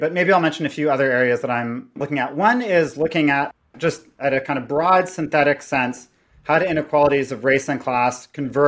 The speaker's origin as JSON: {"language": "English", "town": "Toronto", "region": "Ontario", "country": "Canada", "tie": "born or raised there", "said": "I was raised in Toronto by a Guatemalan immigrant and an estranged Jewish person"}